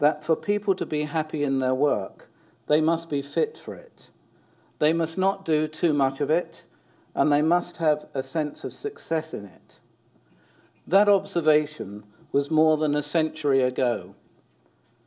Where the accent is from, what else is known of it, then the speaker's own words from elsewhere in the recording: London, United Kingdom; I was born in South London of working class parents and grew up in a council flat